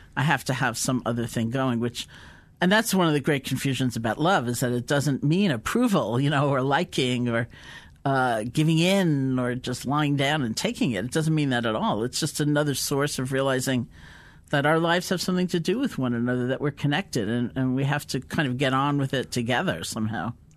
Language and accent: English; East Coast of the US, United States; I grew up in the East Coast of the U S